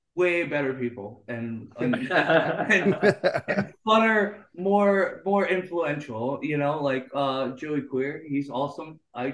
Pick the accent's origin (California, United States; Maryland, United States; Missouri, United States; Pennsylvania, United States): Maryland, United States; Bowie; also born or lived in Baltimore area; now in Baltimore, United States; I'm from Bowie.